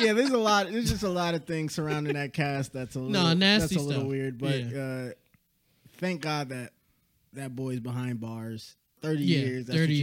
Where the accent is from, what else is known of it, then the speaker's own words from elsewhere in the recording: Buffalo, New York, United States; We're from Buffalo